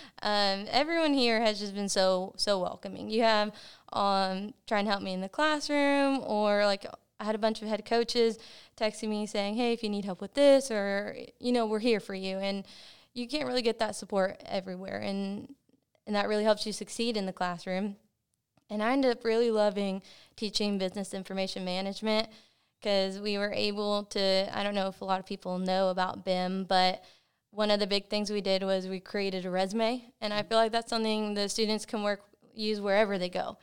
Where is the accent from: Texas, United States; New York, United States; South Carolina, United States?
Texas, United States; Cleburne; I was born and raised in Cleburne, Texas